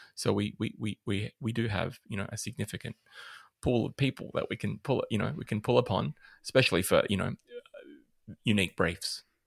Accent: Adelaide, South Australia, Australia; moved away; I'm originally from Adelaide

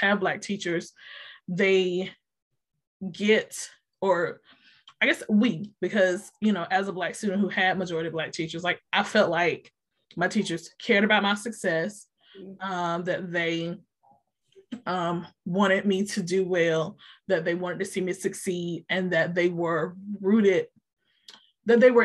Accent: Roanoke Rapids, North Carolina, United States; I'm originally from Roanoke Rapids, North Carolina.

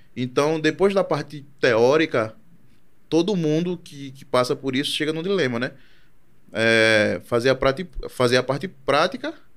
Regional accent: Brazil; also born or lived in Chile; eu dizia que era brasileiro

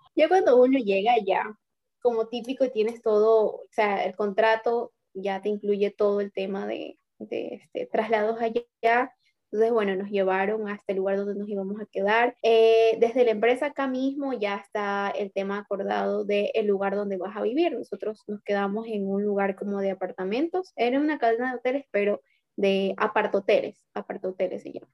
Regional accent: Ecuador; aquí fuimos un grupo de ecuatorianos

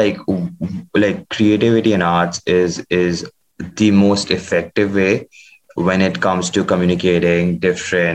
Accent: India; being Indian

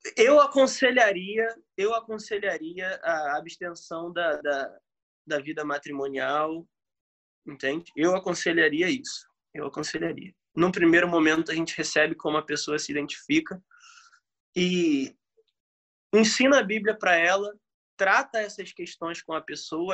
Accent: Brazil; A gente é brasileiro

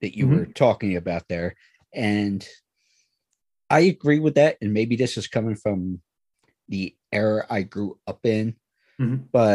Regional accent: Philadelphia, Pennsylvania, United States; I grew up in the Philadelphia area

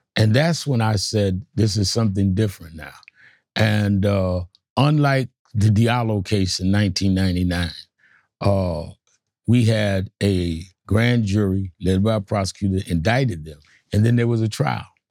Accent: New York, United States; I was born and raised in New York

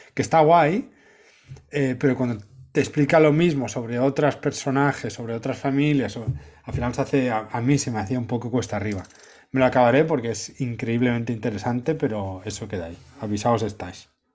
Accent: Cambrils, Catalonia, Spain; mi pueblo, Cambrils, el Mediterráneo

